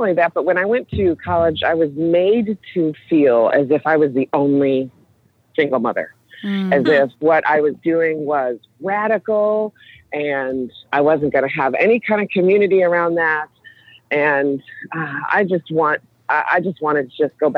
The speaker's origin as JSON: {"language": "English", "town": "Chicago", "region": "Illinois", "country": "United States", "tie": "born or raised there", "also_born_or_lived": "Springfield, Illinois", "said": "I grew up in Chicago and then was doing my teaching in Springfield"}